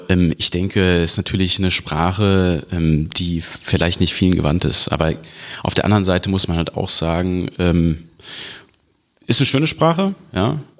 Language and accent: German; Wiesbaden, Hesse, Germany; ich will auf jeden Fall zurück in meine Heimatstadt Wiesbaden und mich hier engagieren